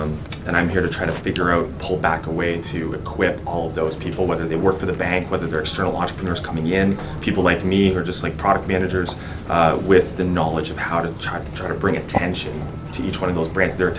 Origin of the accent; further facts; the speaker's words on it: Toronto, Ontario, Canada; also born or lived in Los Angeles / Vancouver; I'm from Toronto